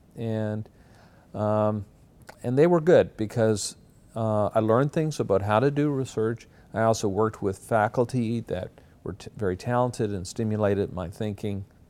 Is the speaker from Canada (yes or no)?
yes; Glace Bay, Nova Scotia, Canada; moved away as an adult; also born or lived in Halifax, Nova Scotia; now in Toronto, Canada; I grew up in Glace Bay, Nova Scotia, which is a mining town of about 25,000 people.